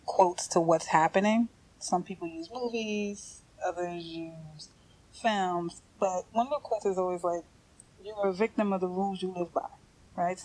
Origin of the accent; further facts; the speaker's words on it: New York City, New York, United States; moved away; I'm from New York. I'm from Brooklyn.